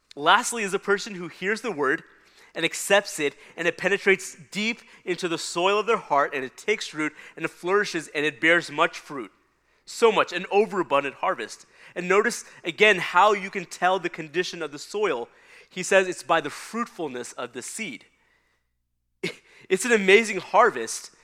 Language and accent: English; Texas, United States; we had the work of trying to uh, till and prepare the hard Texas soil